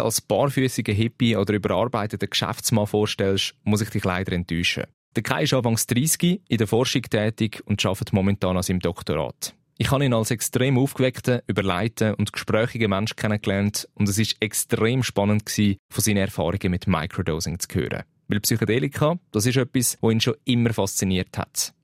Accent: Switzerland; bei uns in der Schweiz

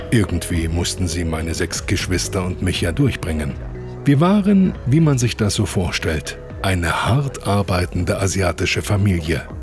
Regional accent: Taipei, Taiwan; Nein, ich bin mitten in Taipei aufgewachsen. Im Zentrum der Stadt in einem riesengroßen Hochhaus.

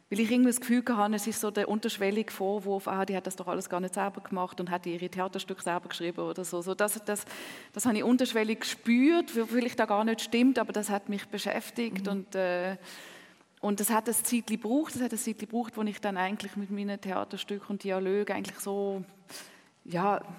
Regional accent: Zurich, Switzerland; German is a second language; Ja, Zürich ist meine Heimat. Äh, Hamburg ist sicher eine zweite Heimat, Paris eine dritte Heimat, aber das stimmt schon.

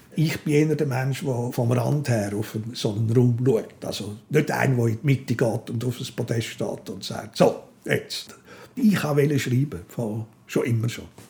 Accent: Switzerland; moved away as an adult; also born or lived in Zürich / Berlin; als Schweizer

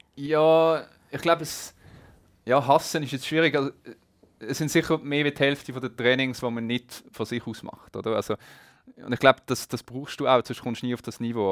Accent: Geneva, Switzerland; Ich bin in Genf aufgewachsen, nicht gerade am See, aber doch in Reichweite mit dem Velo zu erreichen

